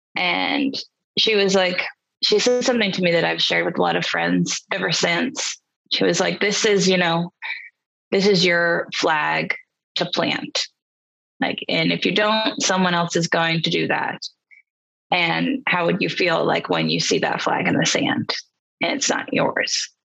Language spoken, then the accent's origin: English; New York City, New York, United States; moved away as an adult; also born or lived in Boston; now in Nashville, United States; I grew up in New York City